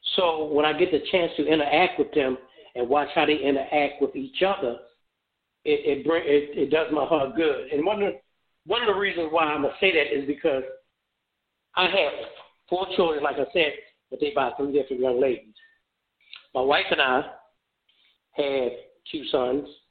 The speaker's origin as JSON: {"language": "English", "town": "Baltimore", "region": "Maryland", "country": "United States", "tie": "born or raised there", "also_born_or_lived": "Memphis, Tennessee", "moved": "as an adult", "lives_now": "Phoenix, United States", "said": "that is my home city"}